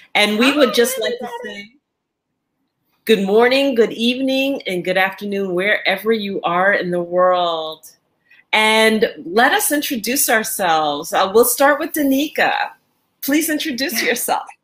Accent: New York, United States; now in Angola; I am in Angola and I'm originally from New York

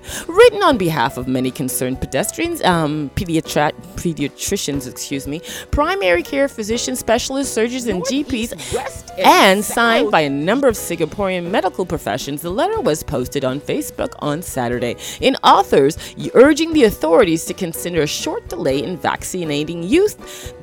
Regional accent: Toronto, Ontario, Canada; I grew up in Toronto, Canada

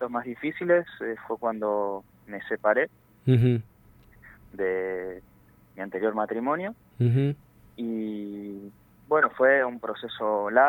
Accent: Corrientes, Argentina; moved away as an adult; also born or lived in Buenos Aires; Sí, yo nací en Corrientes, pero a los 19 años, tengo 31

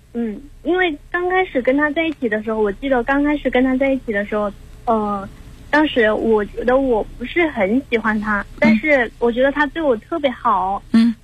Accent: Hubei, China; 因为他是四川的，我是湖北的

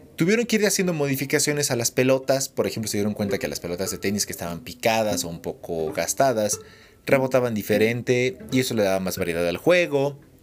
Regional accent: Mexico City, Mexico; moved away as an adult; now in Hidalgo, Mexico; viví muchos años en Ciudad de México. Y nací allá y crecí allá y allá me desarrollé y todo. Por eso soy chilango hidalguense

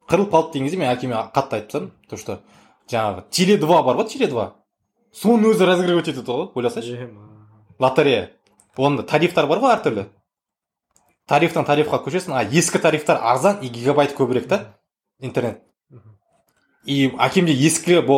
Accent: Kazakhstan; осы жерден шыққаннан кейін қазақпыз

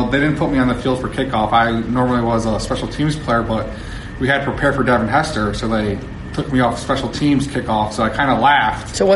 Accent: East Coast, United States; And you know, I was from the East Coast, so I wasn't really familiar with you know Southern California style or whatnot.

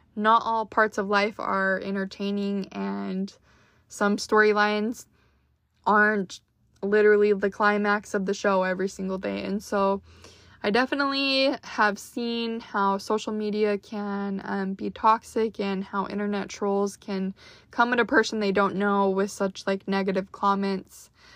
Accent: Utah, United States; born or raised there; moved away as an adult; now in Dallas, United States

